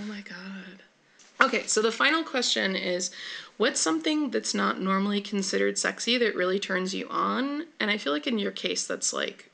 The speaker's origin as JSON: {"language": "English", "area": "Bay Area", "region": "California", "country": "United States", "also_born_or_lived": "Oakland", "moved": "yes", "said": "I'm from the Bay Area."}